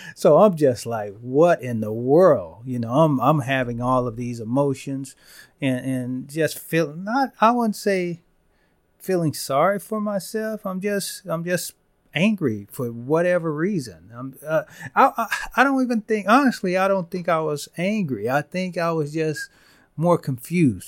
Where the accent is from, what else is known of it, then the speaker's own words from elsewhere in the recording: Van Vleck, Texas, United States; I'm from Van Vleck, you know, I graduated with sixty-seven kids in my class